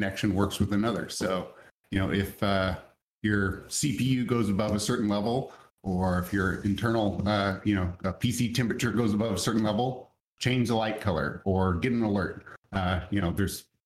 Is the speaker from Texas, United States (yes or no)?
yes; just south of Dallas, Texas, United States; I'm originally from Dallas, Texas, or just south of Dallas, Texas